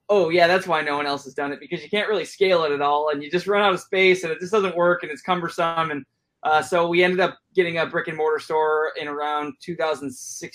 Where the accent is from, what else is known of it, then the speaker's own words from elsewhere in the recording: Chicago, Illinois, United States; moved away as an adult; now in Bellingham, United States; I'm born and raised in the Chicago area, and then I moved out here in about 2014.